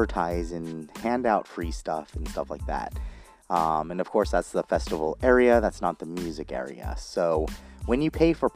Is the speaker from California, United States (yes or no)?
yes; Orange County, California, United States; I grew up in Orange County and live in Orange County, kind of, right now